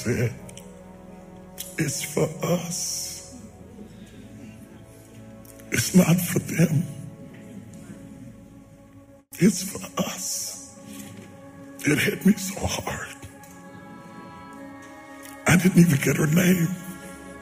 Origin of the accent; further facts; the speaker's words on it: West Virginia, United States; I'm a country boy. I'm from West Virginia